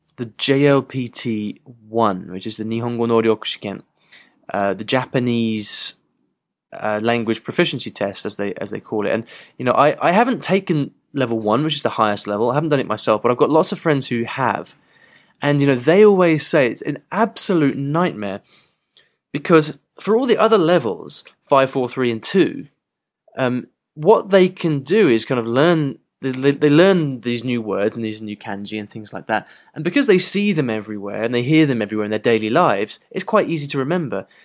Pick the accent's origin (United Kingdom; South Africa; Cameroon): United Kingdom; England; I have perfect English 'cause I'm English